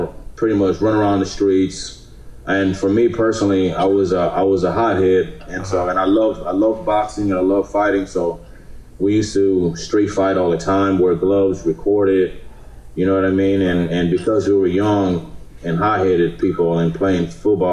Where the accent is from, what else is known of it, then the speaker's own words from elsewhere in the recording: Houston, Texas, United States; they lived here for a little while before I was born and raised here. So I've lived here all my life